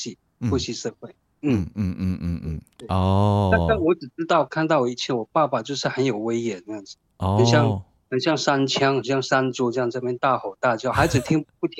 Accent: Hongye Village, Wanrong Township, Hualien County, Taiwan; first language Truku; moved away; 我来自于花莲县万荣乡红叶村。

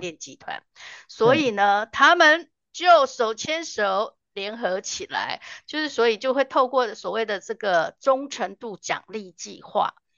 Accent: Taiwan; 我们台湾

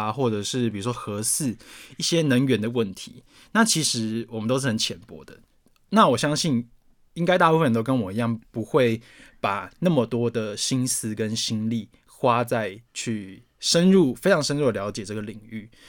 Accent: Taoyuan, Taiwan; Hello，我桃园人要批评你喽。

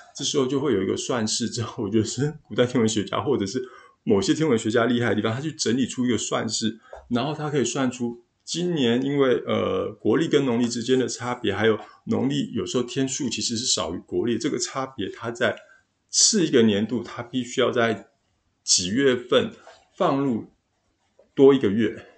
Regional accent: Taiwan; 东方人，也就是我们台湾人

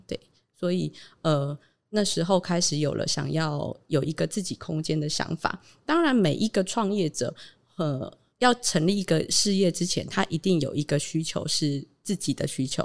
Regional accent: Taitung County, Taiwan; also born or lived in Taipei; 我是土生土长的台东人

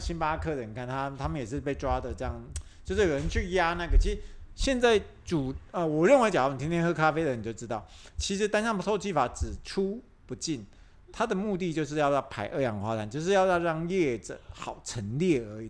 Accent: Taiwan; 我们台湾人

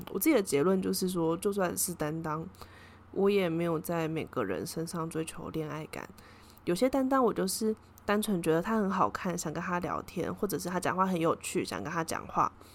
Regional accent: Taiwan; 我是从台湾来的

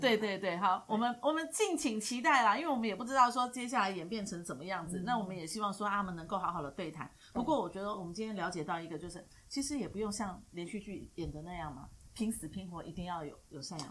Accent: Taiwan; 我们台湾人总是要把自己的孩子拿回来

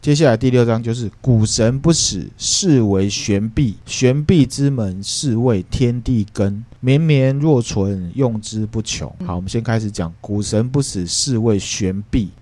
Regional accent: Taiwan; 我只觉得我是台湾人， 那我不会去再从台湾人下面去分

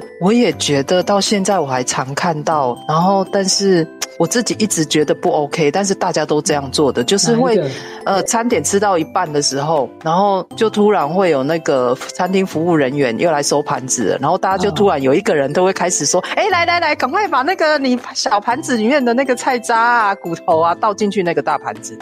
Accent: Taiwan; 我们台湾人

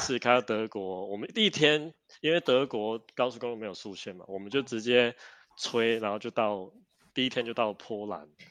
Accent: Taiwan; 我们台湾人真的是很重视

